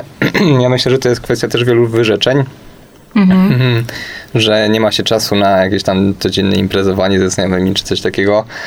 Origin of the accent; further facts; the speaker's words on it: Kielce, Świętokrzyskie Voivodeship, Poland; znamy się z Kielc, ponieważ y, pochodzimy w trójkę właśnie z tego miasta